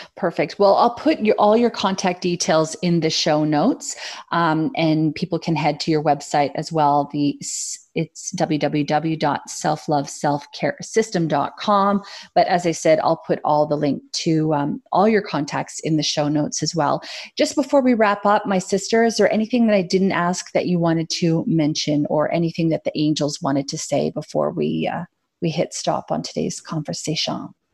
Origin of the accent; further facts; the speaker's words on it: Canada; as a Canadian